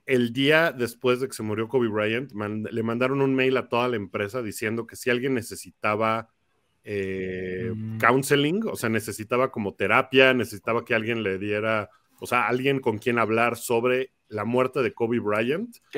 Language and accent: Spanish; Mexico; digo que soy de México